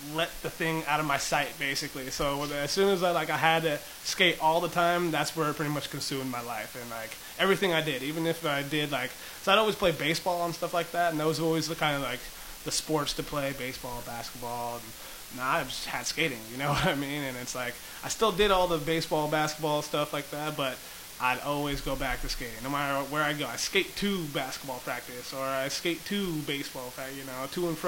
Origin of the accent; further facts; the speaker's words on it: San Diego, California, United States; My whole childhood, I kind of bounced around throughout everywhere in San Diego mostly